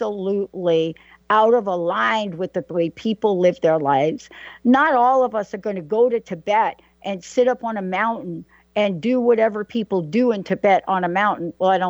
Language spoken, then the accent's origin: English; New York, United States; I'm a girl from New York